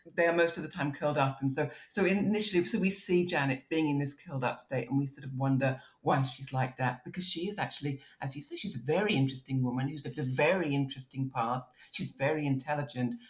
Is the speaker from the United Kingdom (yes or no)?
yes; Maidstone, South East England, United Kingdom; moved away; also born or lived in United States; I'm growing up in Kent